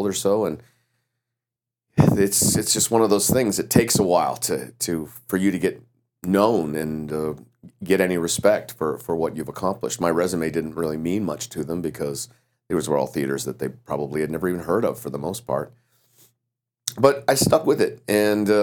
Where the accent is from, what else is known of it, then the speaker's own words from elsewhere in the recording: Great Falls, Montana, United States; moved away as an adult; also born or lived in Chicago; I grew up here in Great Falls